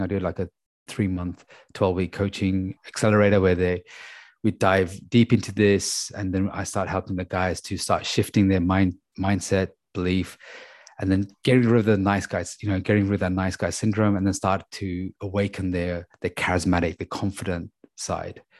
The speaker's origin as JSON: {"language": "English", "region": "London", "country": "United Kingdom", "said": "we're from London"}